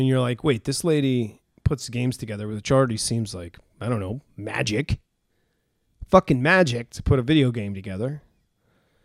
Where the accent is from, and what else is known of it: Los Angeles, California, United States; born or raised there